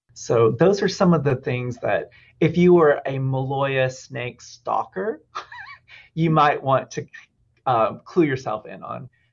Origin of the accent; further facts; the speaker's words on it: Alabama, United States; now in Juneau, United States; I'm originally from Alabama